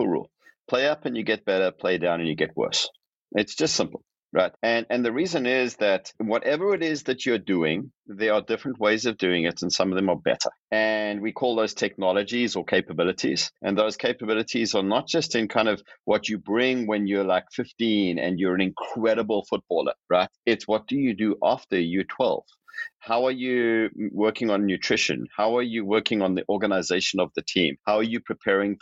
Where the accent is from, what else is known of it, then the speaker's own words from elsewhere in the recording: South Africa; moved away; I'm originally from South Africa